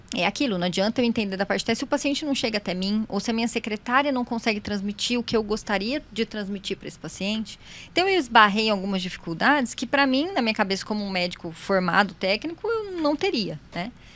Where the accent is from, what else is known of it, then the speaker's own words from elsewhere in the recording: São José dos Campos, São Paulo, Brazil; moved away as an adult; São José é minha cidade natal, eu nasci aqui.